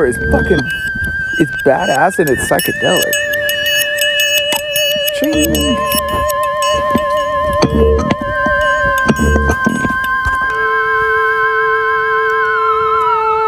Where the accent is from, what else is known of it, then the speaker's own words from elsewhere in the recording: United States; I've been really liking that about being American